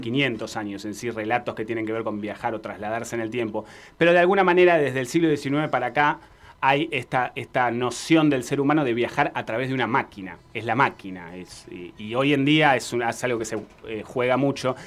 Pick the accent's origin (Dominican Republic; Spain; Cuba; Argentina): Argentina; nosotros como argentinos